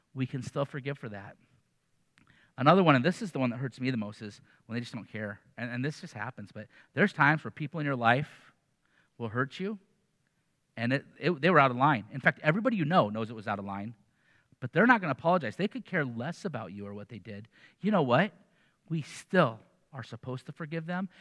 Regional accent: Iowa City, Iowa, United States; I grew up in Iowa City

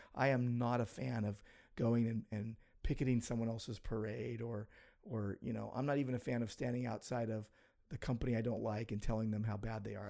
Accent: United States; I'm an American

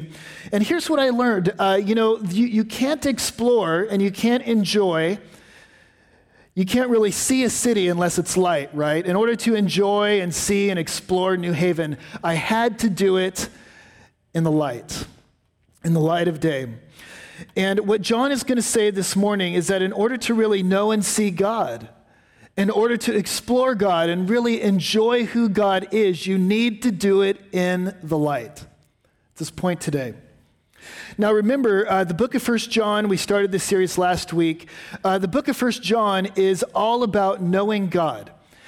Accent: West Coast, United States; I grew up on the West Coast, where, frankly, there's not a lot of history.

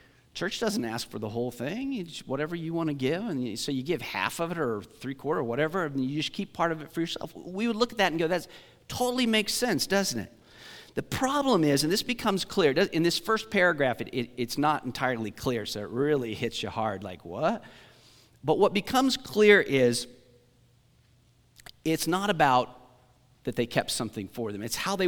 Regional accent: Great Bend, Kansas, United States; I mean, I grew up in Great Bend.

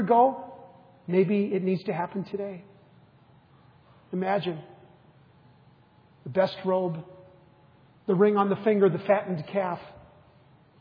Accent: United States; a boy growing up in the United States with loving parents

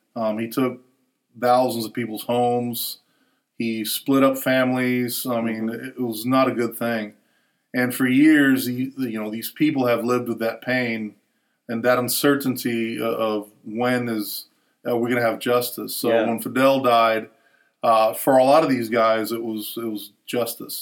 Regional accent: Puerto Rico; growing up in Puerto Rico, we have a lot of similarities with, with the Cubans

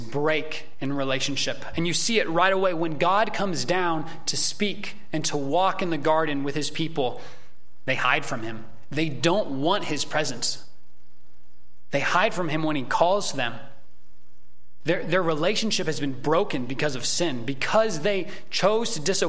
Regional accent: United States; as American Christians

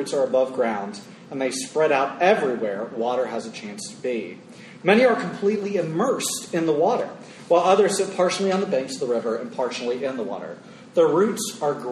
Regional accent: Florida, United States; When you think of my home state of Florida, it's my people

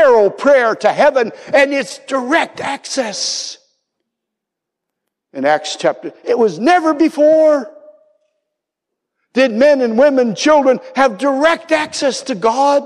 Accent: United States; moved away as an adult; also born or lived in Austria; In Austria, the one thing I had to learn as an American

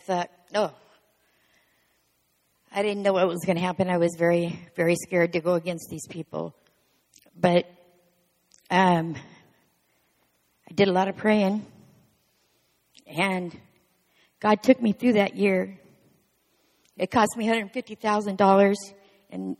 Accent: Eastern Oregon, United States; I grew up in Eastern Oregon

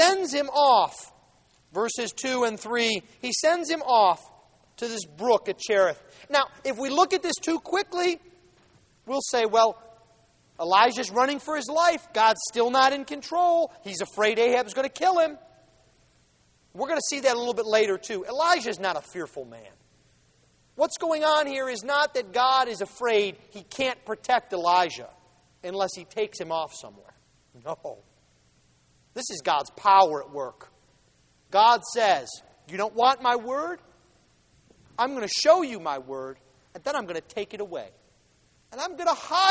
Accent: Buffalo, New York, United States; now in Jackson, United States; We're both from Buffalo

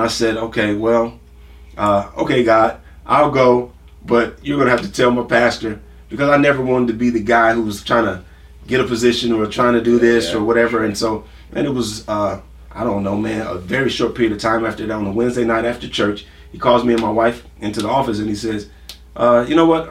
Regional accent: Milwaukee, Wisconsin, United States; also born or lived in Franklinton, Louisiana; About two years old, moved to uh, Milwaukee.

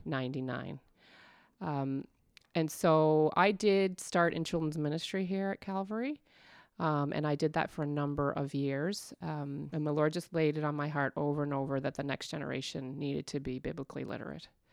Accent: Stouffville, Ontario, Canada; moved away as an adult; also born or lived in Kitchener-Waterloo, Ontario; now in Newfoundland, Canada; I was born in Kitchener, Waterloo in Ontario, and, but I grew up in Stouffville

